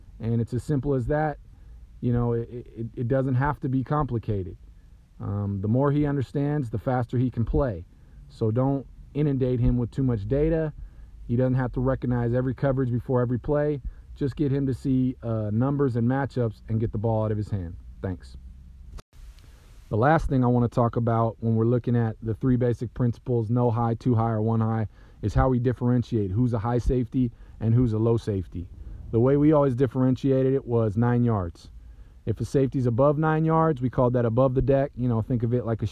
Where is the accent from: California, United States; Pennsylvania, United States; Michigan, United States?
California, United States; Southern; I'm from Southern California